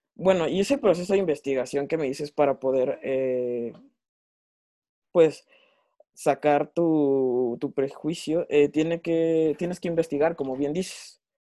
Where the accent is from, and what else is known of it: Mexico